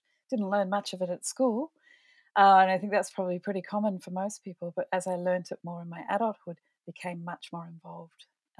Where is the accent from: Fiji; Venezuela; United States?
Fiji; moved away as an adult; also born or lived in New South Wales, Australia; now in Australia; I grew up in the Pacific, though. So I grew up in, I was born here in Australia, but moved over to Fiji. So grew up in the Pacific during the nuclear testing there.